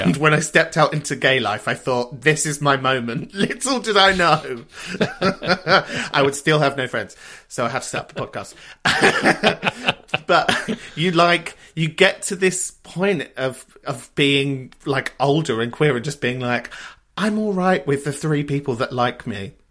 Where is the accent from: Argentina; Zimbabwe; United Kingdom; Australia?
United Kingdom; London; I grew up in a place called Kentish Town